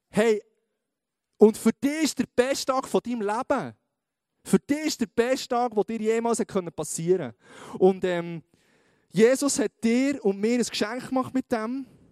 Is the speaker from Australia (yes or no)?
no; Switzerland; wir sind Schweizer